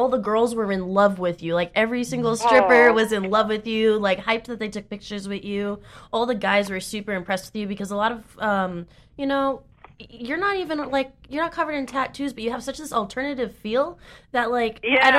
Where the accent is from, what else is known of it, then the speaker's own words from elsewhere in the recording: Massachusetts, United States; moved away; also born or lived in California; one of my hometown clubs in Massachusetts